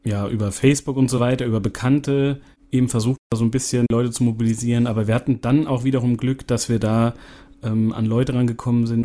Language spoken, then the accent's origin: German; Siegen, North Rhine-Westphalia, Germany; wir kommen ja hier aus Siegen